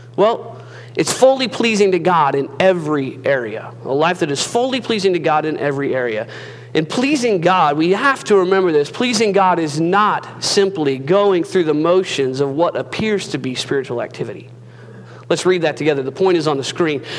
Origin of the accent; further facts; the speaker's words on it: Indiana, United States; moved away as an adult; When I was in college, uh, spent the summers at home in Indiana. I'm from Indiana been down here about 10 years now